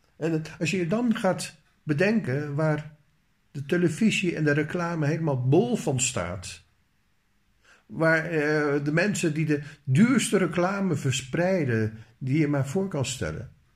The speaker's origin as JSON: {"language": "Dutch", "country": "Netherlands", "said": "als Nederlander"}